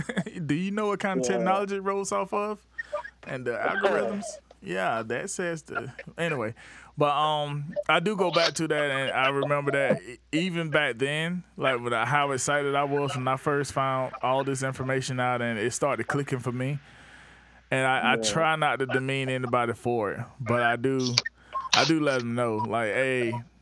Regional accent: the South, United States; One, we're from the South, and we have this Southern whatever.

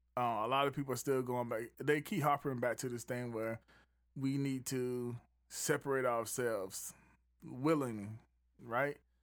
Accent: Southeast, United States; I'm from the South, Southeast

